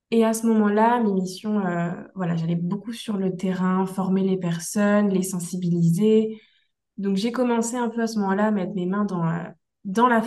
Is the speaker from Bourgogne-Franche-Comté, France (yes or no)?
no; Brittany, France; moved away as an adult; now in Thailand; je suis originaire euh, de Bretagne, euh, je suis, une Bretonne pure beurre de base, donc c'est vrai que quitter sa Bretagne natale, c'est pas toujours facile